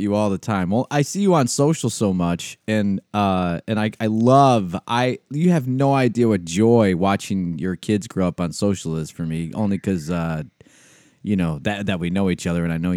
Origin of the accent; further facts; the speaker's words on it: Rochester, New York, United States; Di and I grew up in Rochester